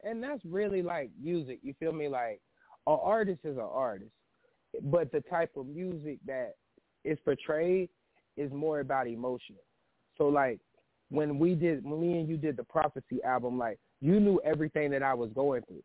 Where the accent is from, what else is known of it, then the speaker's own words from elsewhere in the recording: Panama City, Florida, United States; I'm from Panama City, Florida, uh, a small town